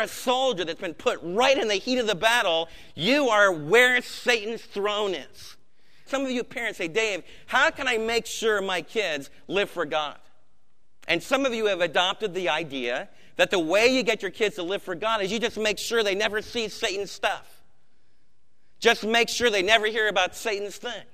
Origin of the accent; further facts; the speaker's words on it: Maplewood, New Jersey, United States; growing up in Maplewood, New Jersey